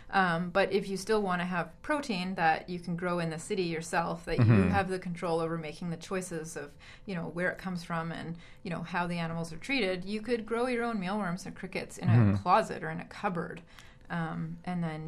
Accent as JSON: {"language": "English", "town": "Vancouver", "region": "British Columbia", "country": "Canada", "tie": "born or raised there", "said": "growing up in North America in Vancouver"}